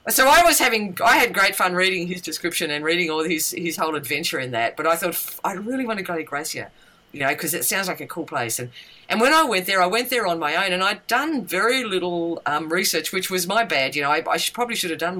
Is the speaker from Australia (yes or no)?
yes; Tasmania, Australia; I come from Tasmania